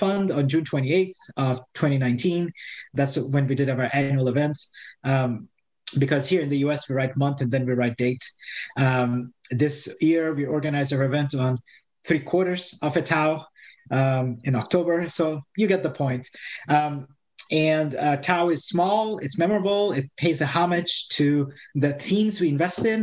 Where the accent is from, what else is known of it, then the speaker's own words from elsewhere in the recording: Brazil; moved away; I'm born and raised in Brazil